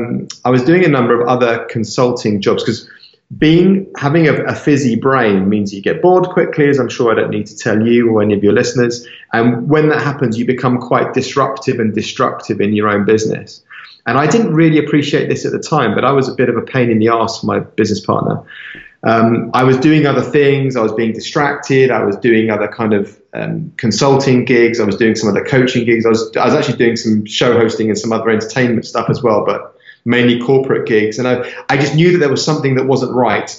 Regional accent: London, United Kingdom; moved away as an adult; also born or lived in Cape Town / Los Angeles / Miami; I was born in London, I was raised in London.

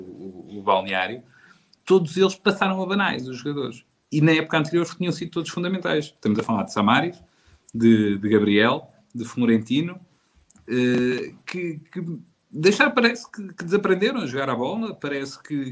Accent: Santa Comba Dão, Viseu, Portugal; sou de Santa Combadão

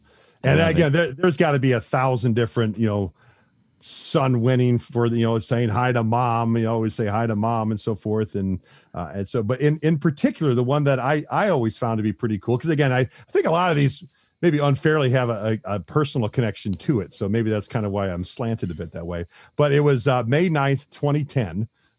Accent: Columbus, Ohio, United States; because we grew up in Columbus

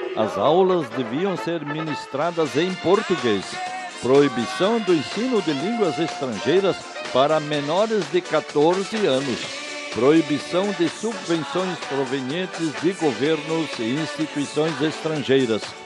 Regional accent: southern Brazil, Brazil; que ainda se mantém viva em nossos lares, aqui no sul do Brasil

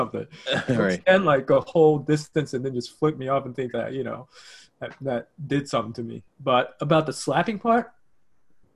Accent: United States; I'm American

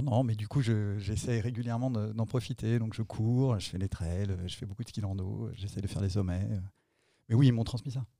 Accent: Nantes, Pays de la Loire, France; also born or lived in Annecy; Je vivais à Nantes, même si je suis né à Annecy

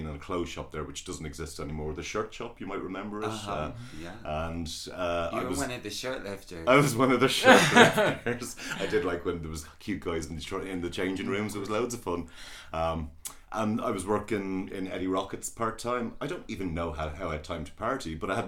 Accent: Midlands, Ireland; moved away as an adult; now in Dublin, Ireland; I was born in Dublin. My folks moved down the country, down to the Midlands. And of course I came dashing back up here as like a gay 18, 19 year old

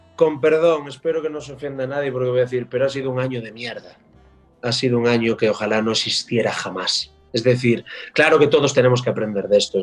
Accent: Galicia, Spain; como gallego

